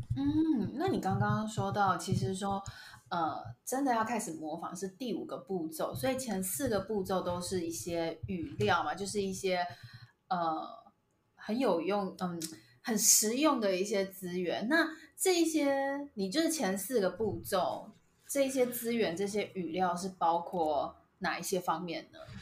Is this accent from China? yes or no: no; Taiwan; 在我小的时候，我 没有看过外国人。就是，就是我只有看到台湾人，就是我的生活就是台湾人，台湾人，台湾人